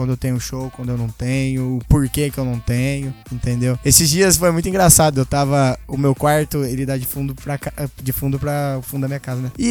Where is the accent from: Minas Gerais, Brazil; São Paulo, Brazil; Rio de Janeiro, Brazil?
São Paulo, Brazil; Mirassol; eu já toquei no rodeio da minha cidade, Mirassol